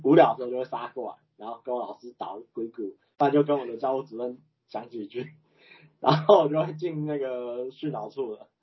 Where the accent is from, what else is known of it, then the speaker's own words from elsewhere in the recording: Chiayi, Taiwan; 因为我是嘉义人嘛